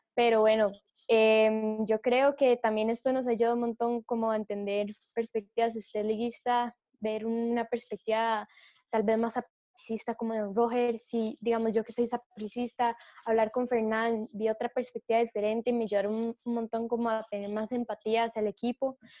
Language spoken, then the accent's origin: Spanish; Costa Rica; nosotros como costarricenses